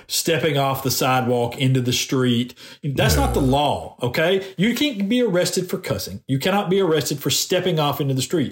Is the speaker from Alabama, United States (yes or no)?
yes; Decatur, Alabama, United States; moved away; i am from Decatur. Um, I know a bunch of people in Decatur still. My parents still live in Decatur, and most of my family still lives there